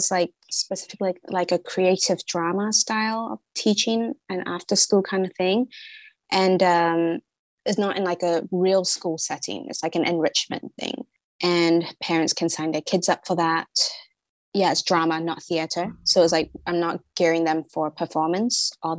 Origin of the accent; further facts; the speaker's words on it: Singapore; I'm from Singapore. I didn't really grow up there so much. So I wanted to kind of get a feeling of my own culture